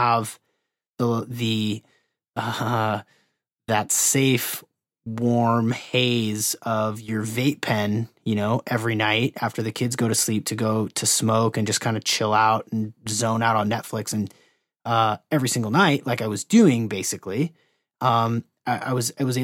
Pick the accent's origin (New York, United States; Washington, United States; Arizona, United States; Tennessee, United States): Washington, United States; Seattle; I grew up in Seattle where there's just the best microbrews on the planet